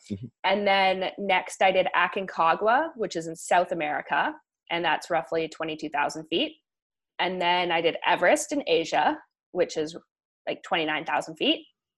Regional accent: Vancouver, British Columbia, Canada; moved away; also born or lived in Colorado; I grew up in Vancouver, British Columbia, and I was always surrounded by the mountains.

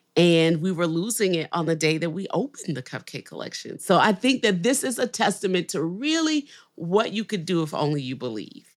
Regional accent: New Orleans, Louisiana, United States; now in Nashville, United States; I'm from New Orleans

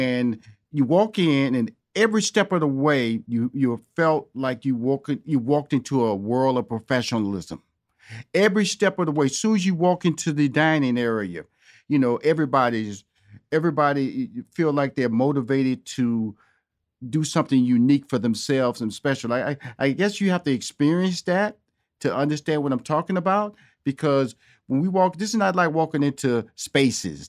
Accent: Houston, Texas, United States; moved away as an adult; also born or lived in Chicago / New York; now in Los Angeles, United States; I'm born and raised in Houston, Texas

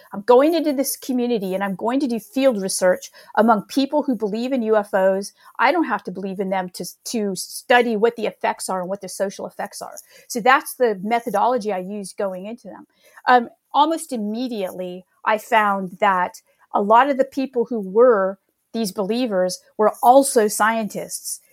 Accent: Northern California, United States; I grew up in California

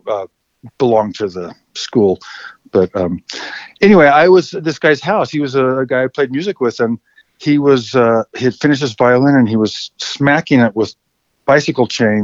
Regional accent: Salt Lake City, Utah, United States; now in Idaho, United States; I grew up in Salt Lake City

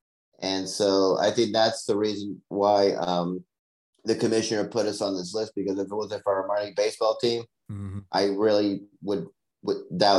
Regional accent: West Coast, United States; also born or lived in Las Vegas; because I grew up in the West Coast all my life.

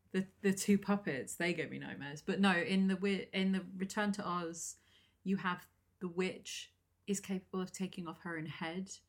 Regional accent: England, United Kingdom; I keep saying aluminum. We're English.

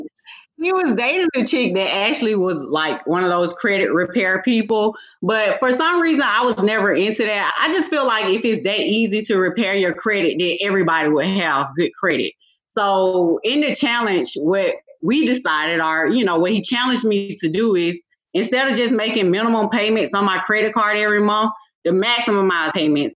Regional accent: Decatur, Georgia, United States; also born or lived in Atlanta, Georgia; I was born in Atlanta, Georgia. I was raised and grew up in Decatur, Georgia

